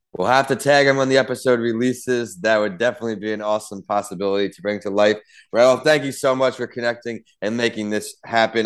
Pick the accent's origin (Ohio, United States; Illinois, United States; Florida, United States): Ohio, United States; moved away; also born or lived in Tampa; I was raised in Ohio